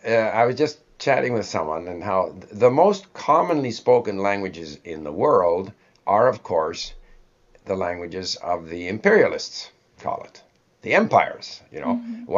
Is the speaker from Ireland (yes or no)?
no; Canada; first language English; also born or lived in Sweden; English is, it's essentially my native language, although I was born in Sweden, but since the age of five, I've lived in Canada.